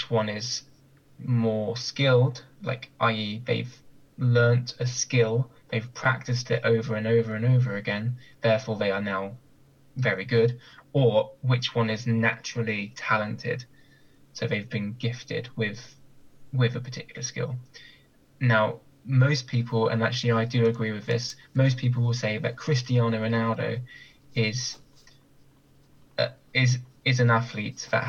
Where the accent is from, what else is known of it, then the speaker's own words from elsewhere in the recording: Bournemouth, South West England, United Kingdom; now in Southampton, United Kingdom; my hometown